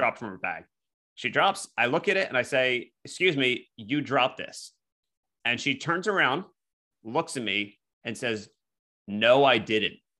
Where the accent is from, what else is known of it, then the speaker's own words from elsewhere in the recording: Philadelphia, Pennsylvania, United States; accent: Philly; I'm from Philly